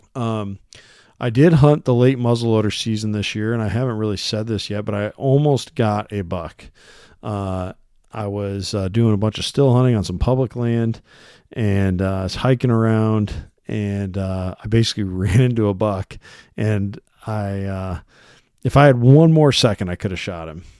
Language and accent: English; Iowa, United States; here in my home state of Iowa